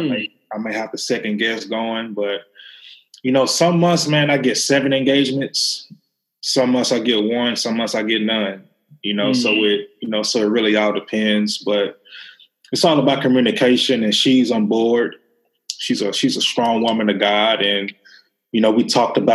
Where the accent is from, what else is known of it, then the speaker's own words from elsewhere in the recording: Memphis, Tennessee, United States; I'm from Memphis